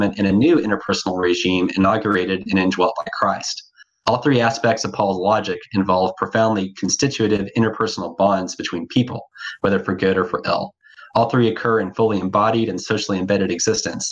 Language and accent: English; Amarillo, Texas, United States; also born or lived in Bristol, England; now in Dallas, United States; I live in Dallas, Texas. I'm from Amarillo, Texas